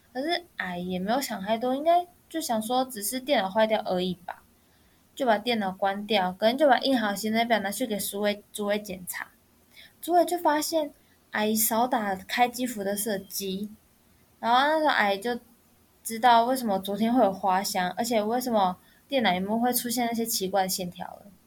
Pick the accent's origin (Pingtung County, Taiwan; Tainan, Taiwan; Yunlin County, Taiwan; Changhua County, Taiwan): Pingtung County, Taiwan; Neipu; 我家乡在屏东的内埔